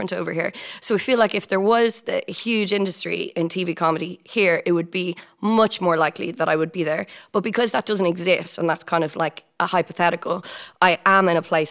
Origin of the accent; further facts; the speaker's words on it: Dublin, Leinster, Ireland; moved away as an adult; also born or lived in London; I grew up in Glasnevin